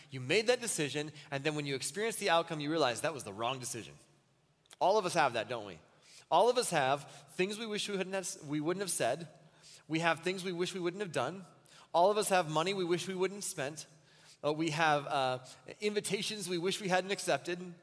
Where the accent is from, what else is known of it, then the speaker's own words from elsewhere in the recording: Wells, Minnesota, United States; also born or lived in Muncie, Indiana; when I was a kid, we lived in southern Minnesota, almost next to the Iowa border, Wells, Minnesota